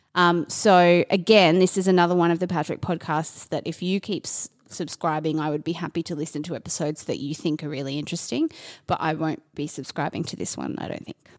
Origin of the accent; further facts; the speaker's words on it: Australia; being an Australian